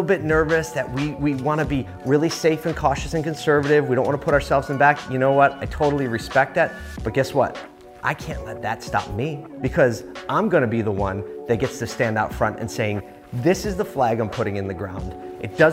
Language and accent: English; Philadelphia, Pennsylvania, United States; my hometown of Philly